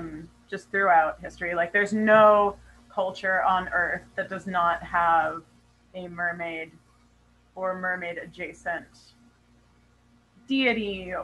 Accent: Hawaii, United States; born there; but also I was born in Hawaii. And my family are like water people.

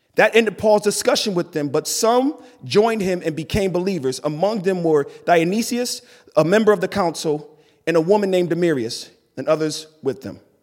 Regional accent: East Coast, United States; I grew up born and raised on the East Coast

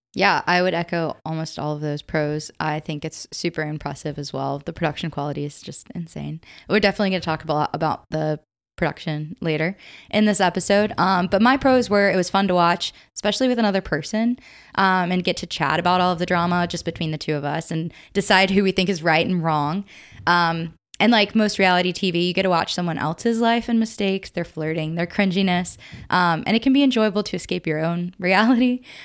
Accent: Upstate South Carolina, United States; I'm from the upstate of South Carolina

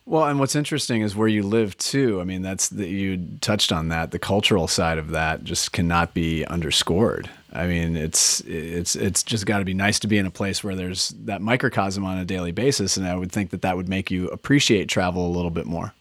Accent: Minnesota, United States; moved away as an adult; also born or lived in Edina, Minnesota; now in Oregon, United States; As a native Minnesotan myself

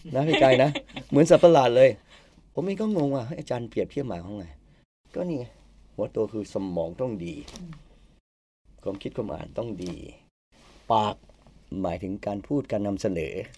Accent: Nan, Thailand; ผมกลับไปทำงานที่น่านน่านเป็นบ้านเกิด

